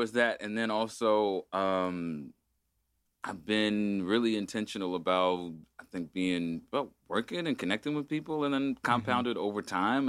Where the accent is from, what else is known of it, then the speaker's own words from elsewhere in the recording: Agoura Hills, California, United States; I grew up in Agoura Hills in a spiritual community called an ashram